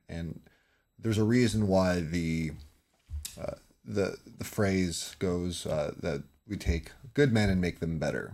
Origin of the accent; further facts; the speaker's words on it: California, United States; I'm from, born and raised in California.